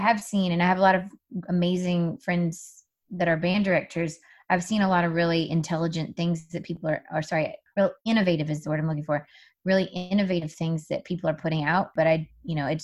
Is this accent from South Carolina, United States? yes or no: yes; South Carolina, United States; moved away; I grew up in South Carolina in an area that was pretty low income